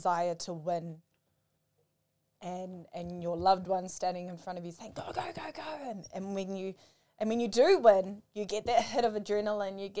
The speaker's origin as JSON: {"language": "English", "town": "Manurewa", "region": "Auckland", "country": "New Zealand", "tie": "born or raised there", "said": "I grew up in Manurewa"}